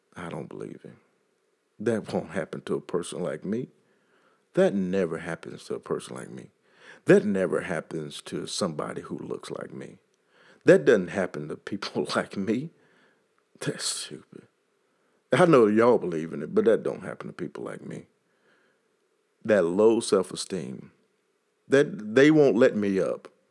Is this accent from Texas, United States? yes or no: yes; Texas, United States; accent: Texas; my Texas accent